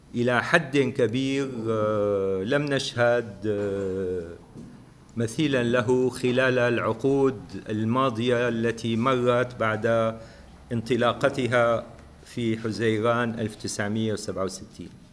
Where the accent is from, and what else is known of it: Palestine